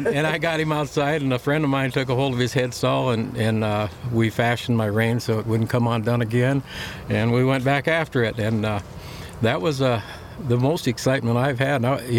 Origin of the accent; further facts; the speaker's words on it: Lower Brule, South Dakota, United States; I was born and raised on Lower Brule Reservation here in South Dakota, up right against the Missouri River. And that's where I grew up, and that's where I learned how to ride. I'm from an agricultural background. My whole family is in ag.